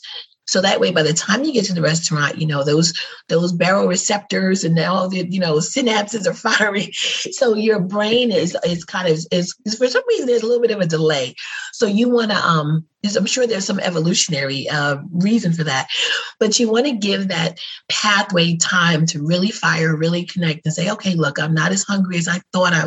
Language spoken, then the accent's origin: English; New York, United States; I'm born and raised in New York, but my people are from Alabama on both sides